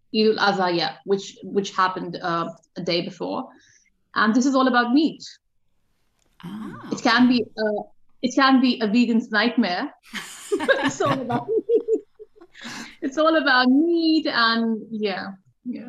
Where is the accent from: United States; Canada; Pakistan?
Pakistan; moved away as an adult; also born or lived in Dubai, United Arab Emirates / Sydney, Australia; now in Western Australia, Australia; I'm Pakistani